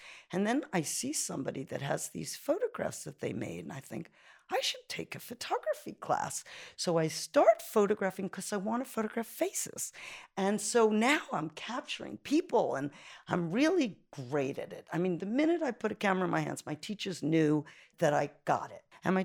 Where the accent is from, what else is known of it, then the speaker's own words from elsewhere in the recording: New York City, New York, United States; now in Italy; I'm from Brooklyn, New York, from a little place called Canarsie, and it was far away from Manhattan.